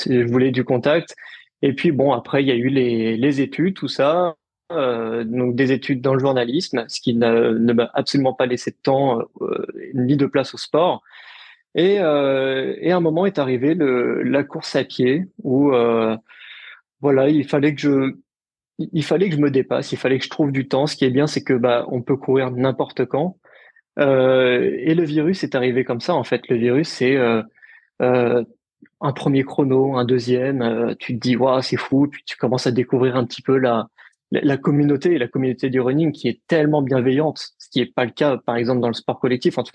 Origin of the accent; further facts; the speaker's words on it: Lille, Hauts-de-France, France; Et puis, et puis je suis originaire de Lille, donc donc deux semaines après, il y a eu le semi de Lille.